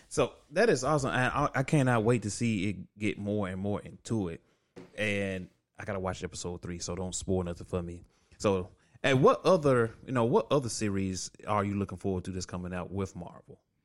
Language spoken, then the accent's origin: English; the South, United States; I'm from the South.